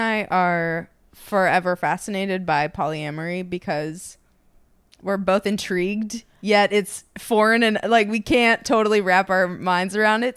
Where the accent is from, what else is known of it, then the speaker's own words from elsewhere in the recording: Minnesota, United States; just being from Minnesota